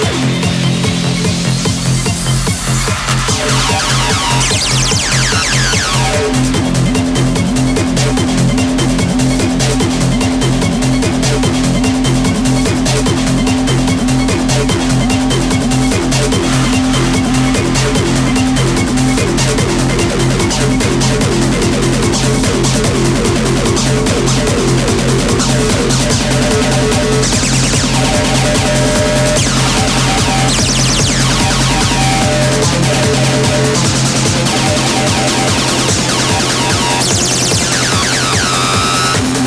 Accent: England, United Kingdom; I come from England

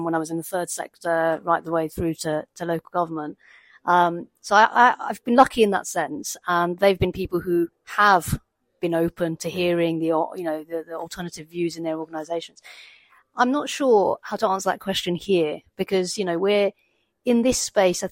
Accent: London, United Kingdom; I'm a Londoner. I grew up in London.

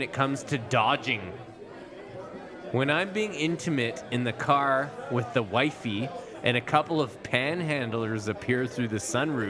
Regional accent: Canada; as a Canadian

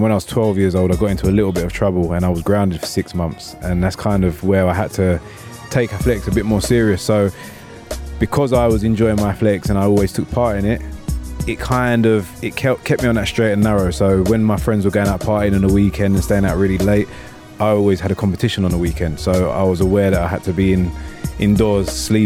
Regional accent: London, United Kingdom; moved away as an adult; now in United Arab Emirates; I'm born and raised in Southeast London.

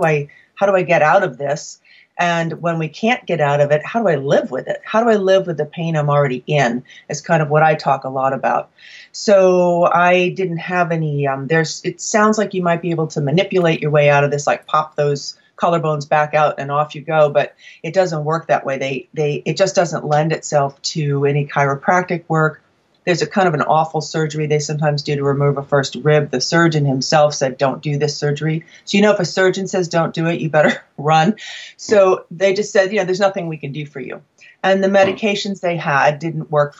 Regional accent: New England, United States; I'm from New England

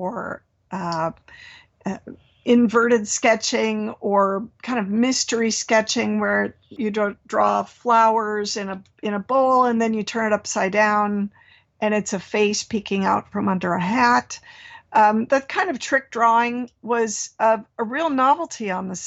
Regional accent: Minnesota, United States; born or raised there; now in California, United States

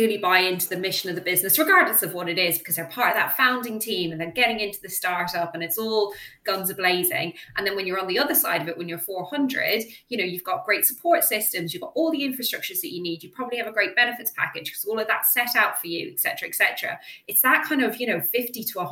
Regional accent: Ireland; I'm Irish

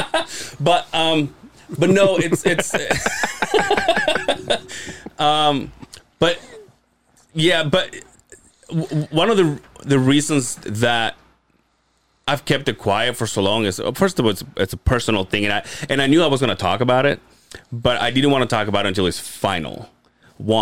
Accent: Yucatán, Mexico; born or raised there; now in United States

